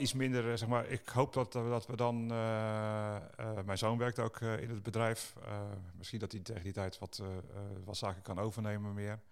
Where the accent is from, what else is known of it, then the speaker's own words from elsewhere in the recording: Netherlands; wij Nederlanders